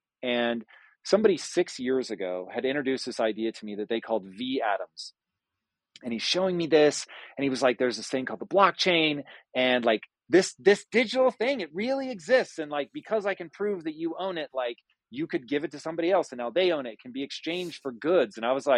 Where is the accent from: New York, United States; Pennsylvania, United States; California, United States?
California, United States; I grew up hard here in Southern California